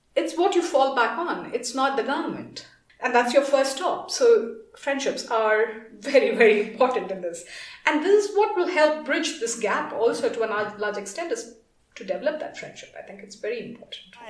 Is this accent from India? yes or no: yes; India; moved away as an adult; now in Kenya; I am from India